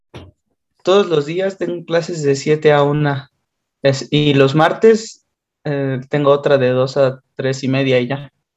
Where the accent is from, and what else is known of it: Mexico; accent: Mexican